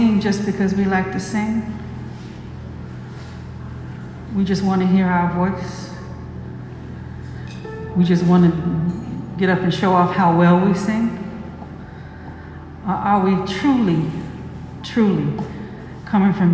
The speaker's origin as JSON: {"language": "English", "country": "United States", "also_born_or_lived": "Atlanta / Africa", "moved": "yes", "said": "I'm African American. I have roots out of Ghana too"}